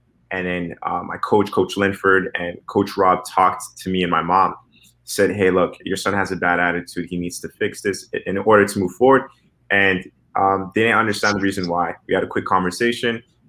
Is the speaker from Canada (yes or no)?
yes; Canada; as a Canadian soccer player, I don't have a European visa